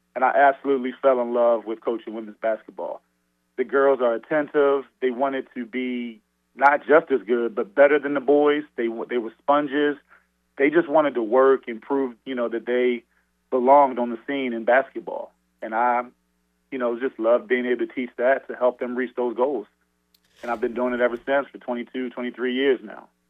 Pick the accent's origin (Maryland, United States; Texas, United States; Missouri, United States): Maryland, United States; Baltimore; I was born and raised in Baltimore.